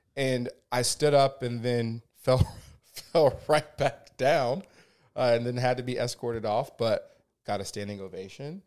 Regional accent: Georgia, United States; moved away as an adult; also born or lived in California; now in Ventura, United States; I am originally from Georgia, um, born and raised there. Um, moved out to California in 2011.

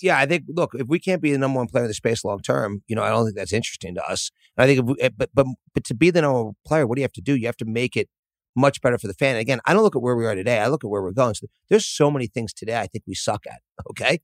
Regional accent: Philadelphia, Pennsylvania, United States; I grew up in Philadelphia.

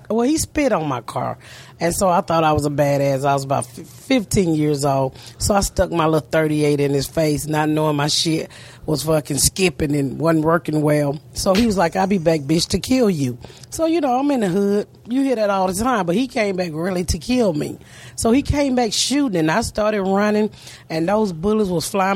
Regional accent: Atlanta, Georgia, United States; I grew up in the inner city of Atlanta

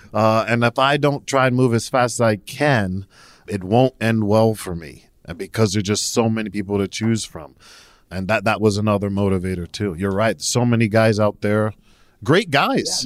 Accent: New Jersey, United States; I'm originally from New Jersey

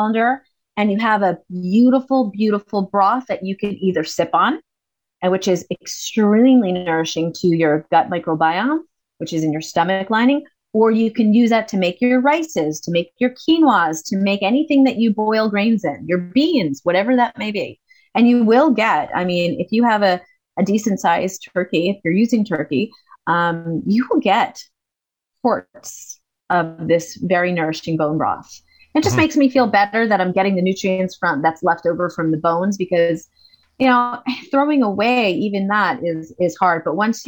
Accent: United States; moved away; I'm American

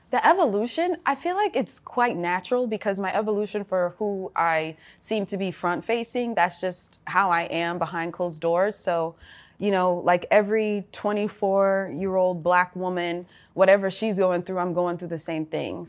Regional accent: Atlanta, Georgia, United States; For sis and I, when we were growing up in Atlanta

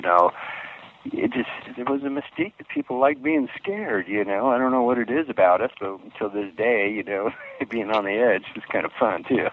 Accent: Palm Springs, California, United States; I grew up in Palm Springs area in California

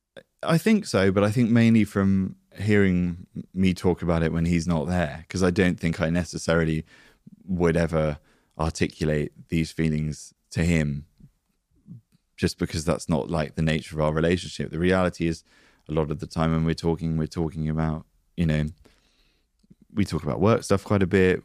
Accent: United Kingdom; We're British

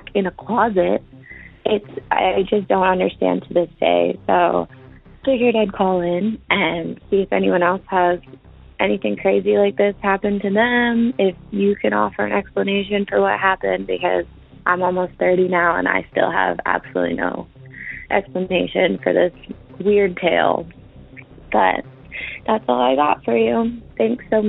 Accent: Pennsylvania, United States; I'm calling from Pennsylvania. This happened in Pennsylvania when I was young, like 4 or 5, at my parents' house

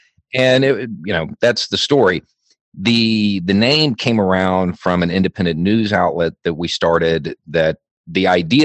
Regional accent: Alabama, United States; is Lower Alabama, if you've never been here.

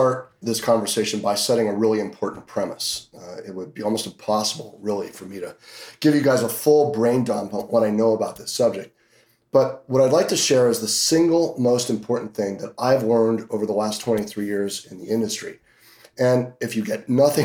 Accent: Hanover, New Hampshire, United States; also born or lived in Boston area, Massachusetts; now in Las Vegas, United States; I grew up in Hanover, New Hampshire, where Dartmouth College is at, and ended up moving down towards the Boston area for 10 years and then moved out here

